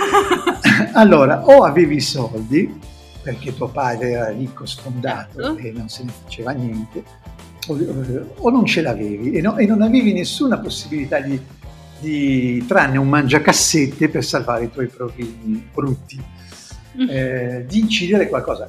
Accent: Genoa, Liguria, Italy; accent: Genoese; in genovese perché il nostro dialetto

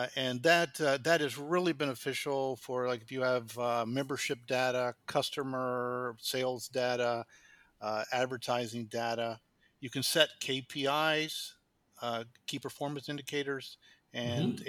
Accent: Kansas, United States; moved away as an adult; now in Qatar; I'm from the United States, uh, born in Kansas, which is in the, right in the middle of the United States

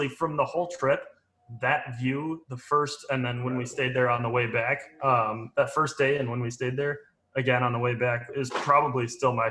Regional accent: Johnsburg, United States; growing up in Johnsburg

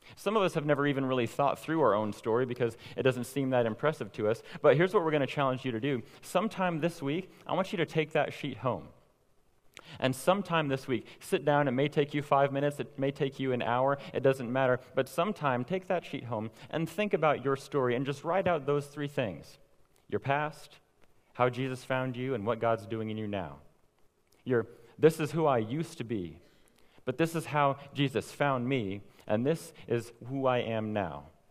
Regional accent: Owasso, Oklahoma, United States; I grew up here in Owasso, went off to Christian college, prepared for ministry, and then now here I am back at home

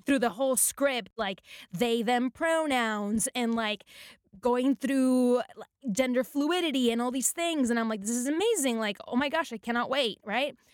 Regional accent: Puerto Rico; moved away as an adult; now in Los Angeles, United States; when I first came to Los Angeles, I'm from Puerto Rico, I speak Spanish, I'm Latina

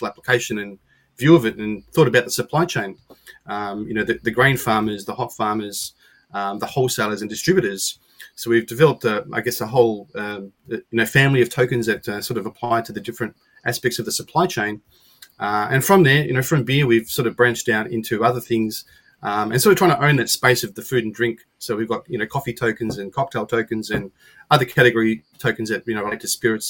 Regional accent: Australia; being an Aussie

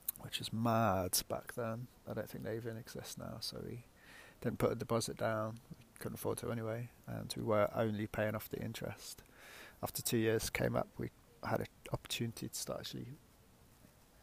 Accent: Leicester, East Midlands, United Kingdom; moved away as an adult; also born or lived in Yorkshire; I'm from the Midlands originally, Leicester. You can probably tell by my accent

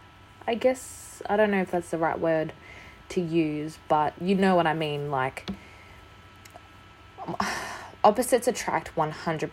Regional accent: Australia; I'm an Australian. We don't really celebrate Halloween.

